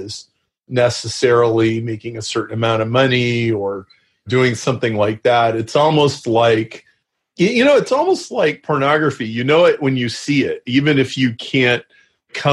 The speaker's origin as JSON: {"language": "English", "town": "Lincoln", "region": "Nebraska", "country": "United States", "tie": "born or raised there", "said": "grew up in Lincoln, Nebraska."}